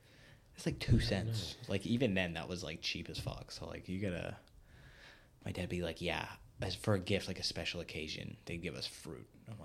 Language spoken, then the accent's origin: English; United States; Yeah, I mean, like I say I'm half American, but like my mom's, you know, Irish or whatever.